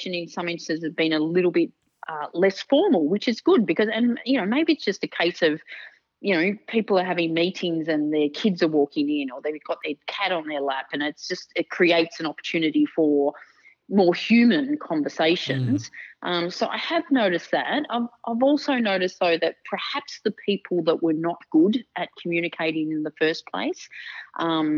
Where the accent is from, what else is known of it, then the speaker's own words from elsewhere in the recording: Melbourne, Victoria, Australia; So I was born in Melbourne. So I've born and lived in Melbourne all my life